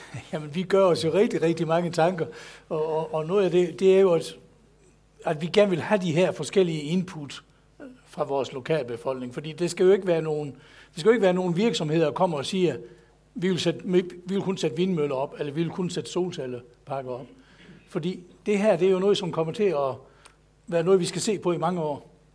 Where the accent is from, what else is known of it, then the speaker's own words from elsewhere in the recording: Southern Jutland, Denmark; jeg er sønderjyde